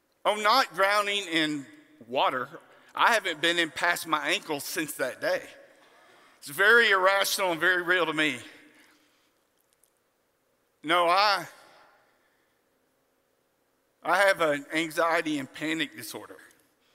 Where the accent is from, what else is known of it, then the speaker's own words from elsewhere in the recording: on the Gulf Coast, South Texas, United States; I grew up in South Texas, on the Gulf Coast